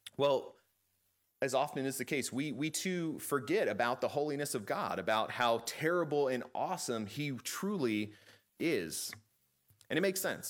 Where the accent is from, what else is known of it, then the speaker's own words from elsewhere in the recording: Chesapeake, Virginia, United States; I grew up in Chesapeake